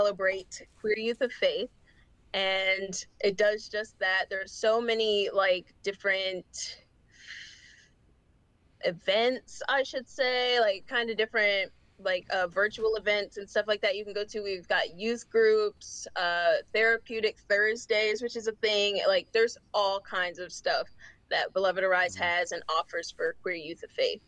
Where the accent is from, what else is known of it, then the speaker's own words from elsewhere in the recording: Charlotte, North Carolina, United States; I'm from Charlotte, North Carolina. I'm 18. I'm a senior in high school until Saturday